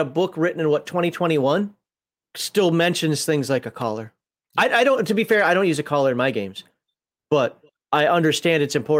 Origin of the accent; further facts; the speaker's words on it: Minnesota, United States; I definitely know growing up in Minnesota, snow blindness is a thing.